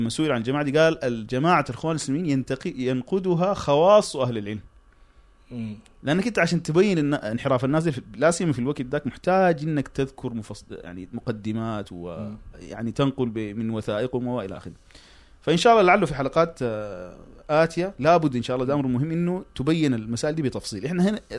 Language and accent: Arabic; Sudan; الكلام ده عام حتى عندنا في السودان الترابي ذكر قال انه الحركه الاسلاميه في السودان استفادت من الحزب الشيوعي السوداني